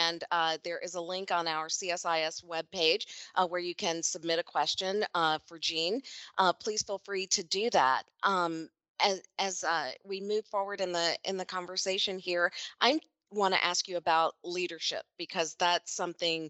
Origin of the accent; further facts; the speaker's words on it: Kentucky, United States; Kentucky, like my home state